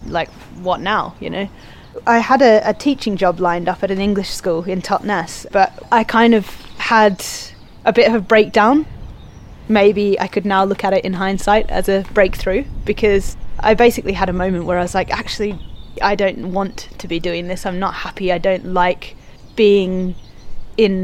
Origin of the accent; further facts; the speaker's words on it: Australia; moved away as an adult; now in Devon, United Kingdom; I came over from Australia to the UK